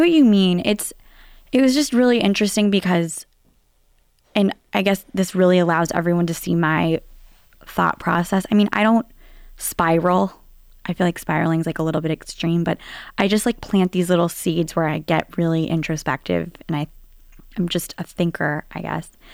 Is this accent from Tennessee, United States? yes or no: yes; Nashville, Tennessee, United States; accent: Southern; moved away as an adult; also born or lived in New York; now in Boston, United States; growing up in Nashville, Tennessee.